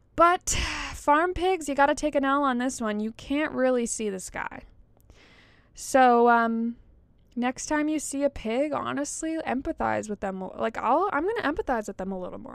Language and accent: English; Georgia, United States; growing up in Georgia, like there's Stone Mountain